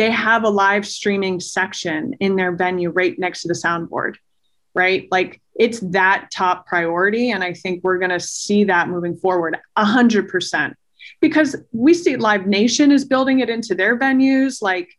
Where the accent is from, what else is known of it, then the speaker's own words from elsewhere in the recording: Maine, United States; the first season of ConcertCast was an entire road trip around my home state of Maine